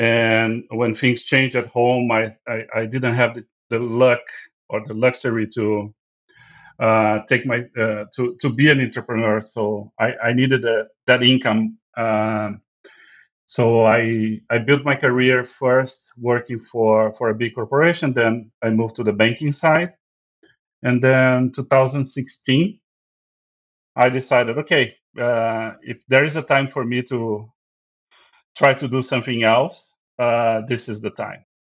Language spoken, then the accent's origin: English; Rio Grande do Sul, Brazil; now in United States; Fogo de Chão actually started in my hometown